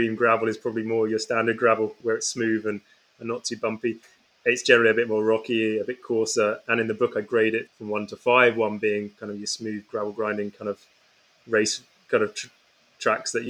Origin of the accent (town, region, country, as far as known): England, United Kingdom; also born or lived in Canada / New Zealand / France; now in Scotland, United Kingdom